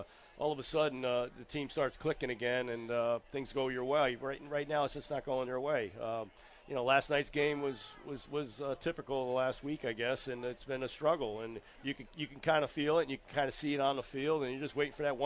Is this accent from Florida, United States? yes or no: no; Connecticut, United States; I grew up in Connecticut